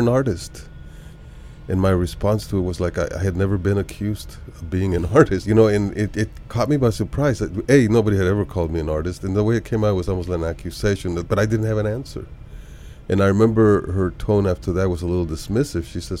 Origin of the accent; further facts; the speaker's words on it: Bogota, Colombia; moved away; also born or lived in Bucaramanga, Colombia; I was originally from Colombia, South America, born in Bucaramanga and lived most of that in Bogota